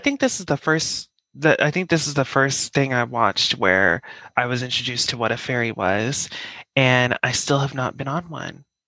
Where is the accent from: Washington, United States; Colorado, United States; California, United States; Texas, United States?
Colorado, United States; now in New York, United States; I'm from Colorado